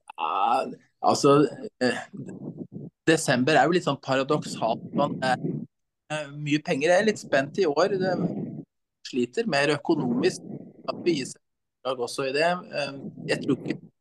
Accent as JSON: {"language": "Norwegian", "town": "Brumunddal", "region": "Innlandet", "country": "Norway", "tie": "born or raised there", "also_born_or_lived": "Vestfold", "said": "Jeg vokste opp i Brumunddal"}